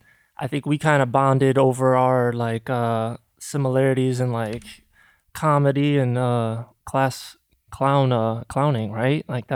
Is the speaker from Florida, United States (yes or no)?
no; Grand Rapids, Michigan, United States; where we grew up in the Midwest, Grand Rapids, Michigan, there weren't a ton of opportunities, I would say.